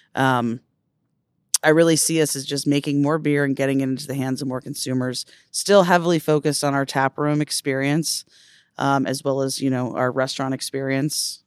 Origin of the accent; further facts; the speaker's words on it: Silver Spring, Maryland, United States; I grew up in Silver Springs